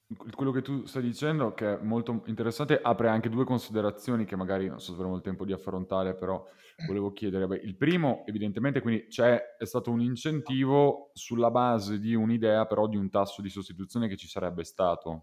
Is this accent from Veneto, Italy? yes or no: yes; Veneto, Italy; noi siamo veneti